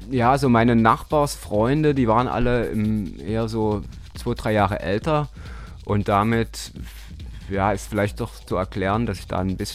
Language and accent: German; Dresden, Saxony, Germany; Ich bin Dresdner, ja. Holgewitzer.